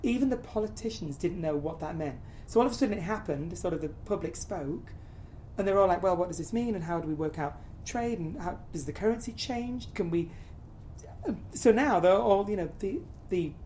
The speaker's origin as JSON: {"language": "English", "region": "the north of England", "country": "United Kingdom", "tie": "born or raised there", "moved": "yes", "said": "I grew up in the north of England, so very much a working town."}